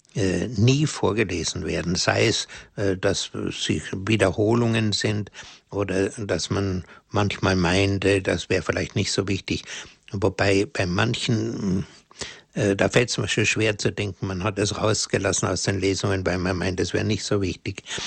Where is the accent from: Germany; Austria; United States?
Germany; bei uns in Deutschland